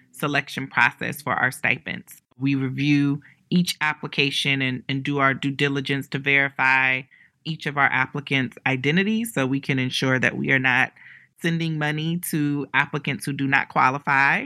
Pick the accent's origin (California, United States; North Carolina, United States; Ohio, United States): Ohio, United States; moved away; also born or lived in New York City; I'm from Ohio and, you know, I tell people so much, there's, there's no L G B T center where I grew up